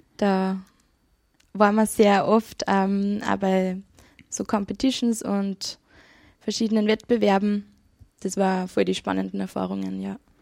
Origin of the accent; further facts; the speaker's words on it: Kirchdorf an der Krems, Upper Austria, Austria; moved away as an adult; also born or lived in Vienna; ich bin geboren in Kirchdorf an der Krems und bin aufgewachsen zwischen Wartberg und Pfarrkirchen